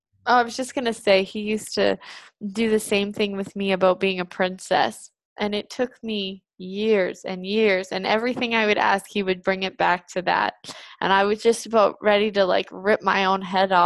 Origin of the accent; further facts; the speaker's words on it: Canada; I was raised in Canada